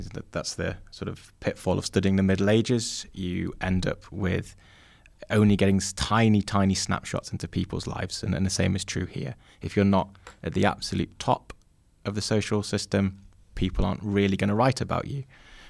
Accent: Yorkshire and the Humber, United Kingdom; and as a Yorkshireman, if you like, at the centre of it.

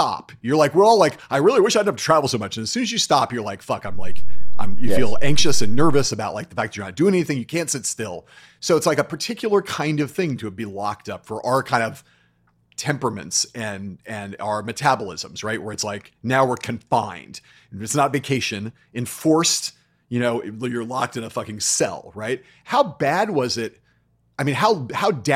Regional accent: Los Angeles, California, United States; how could you leave New York City and like move back to my hometown

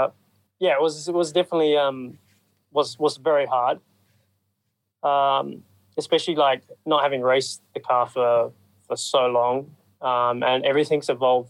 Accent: New Zealand; one of my best friends actually, Mitch Evans, you know, we grew up together in New Zealand.

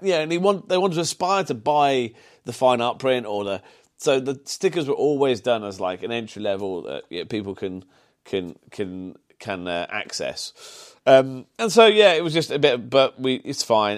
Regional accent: Solihull, West Midlands, United Kingdom; accent: Brummie; also born or lived in Birmingham / Sutton Coldfield; being grown up in, in kind of Solihull

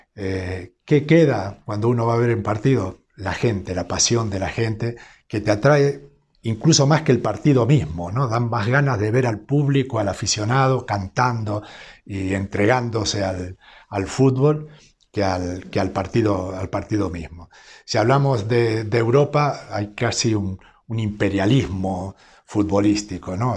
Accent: small town near Rosario, Santa Fe, Argentina; nací en un pueblo relativamente pequeño

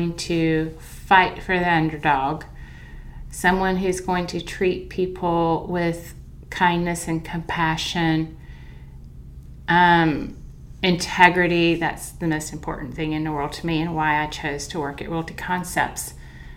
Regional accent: the South, United States; I'm from the South

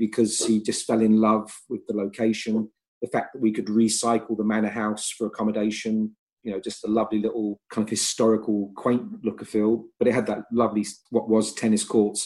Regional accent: Essex, East of England, United Kingdom; moved away as an adult; also born or lived in Canterbury; now in Lancashire, United Kingdom; I was born in Canterbury, I was raised mainly in Essex, and now I've lived up in Lancashire for 20 years

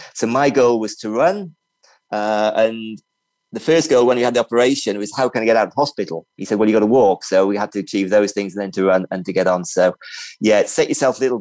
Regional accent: Libya; moved away; also born or lived in England; I grew up in Libya and I've traveled a lot.

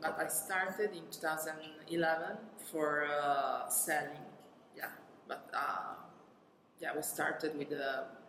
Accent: Catania, Sicily, Italy; I'm from Sicily. I'm from Catania.

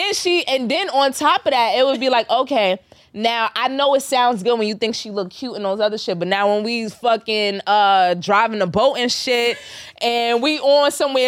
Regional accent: United States; I'm just American. I don't be like, oh, mom, my dad's American and my mom's from Trinidad.

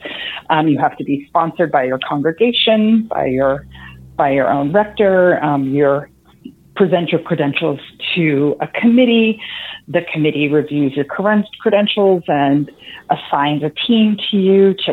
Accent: northern New Jersey, United States; moved away; also born or lived in Arizona; I grew up in northern New Jersey

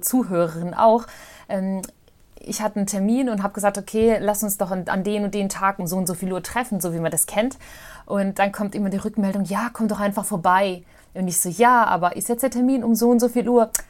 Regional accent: Mostar, Bosnia & Herzegovina; now in Germany; in Mostar, in Bosnien-Herzegowina, da wo ich auch ursprünglich herkomme

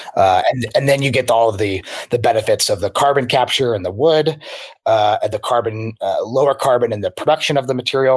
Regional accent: Spokane, Washington, United States; moved away; also born or lived in San Francisco / Seattle; So I grew up in Spokane, Washington, and Eastern Washington

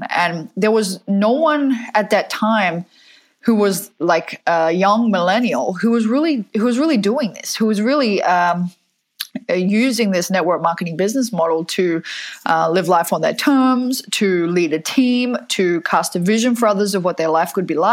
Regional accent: Fremantle, Western Australia, Australia; now in United States; but I grew up in Fremantle in Perth in Western Australia, even though my accent sounds now like uh, I have a little bit of American in it.

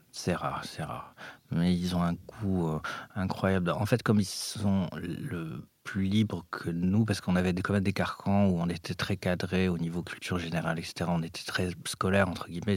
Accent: Paris, Île-de-France, France; also born or lived in Morocco; j'ai grandi à Paris. Je suis arrivé à Paris euh, à l'âge de 4 ans euh, du Maroc

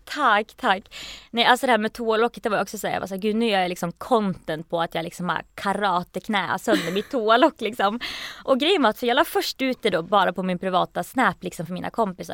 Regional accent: Gävle, Gävleborg County, Sweden; moved away as an adult; also born or lived in Norway / Belfast; jag kommer från Gävle

